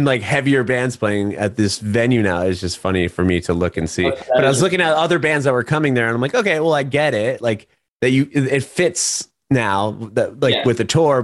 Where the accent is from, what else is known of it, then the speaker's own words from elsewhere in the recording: San Diego, California, United States; I'm from San Diego originally.